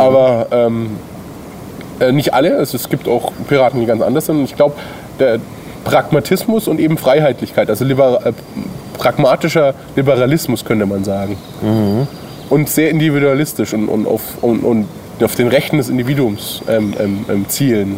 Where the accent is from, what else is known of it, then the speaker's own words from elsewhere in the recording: Bayreuth, Bavaria, Germany; moved away as an adult; also born or lived in Coburg; now in Bamberg, Germany; Ich komme aus der Stadt, aus der wir gerade drehen. Ähm, Bayreuth bin ich geboren